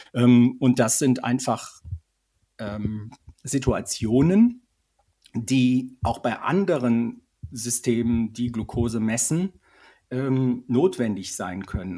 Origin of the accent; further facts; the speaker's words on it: Switzerland; bei uns in der Schweiz